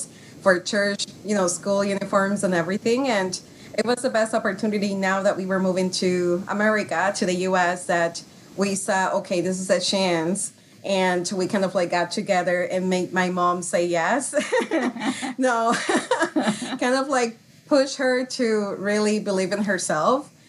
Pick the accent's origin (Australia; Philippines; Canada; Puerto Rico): Puerto Rico; now in Minnesota, United States; We're also from Puerto Rico.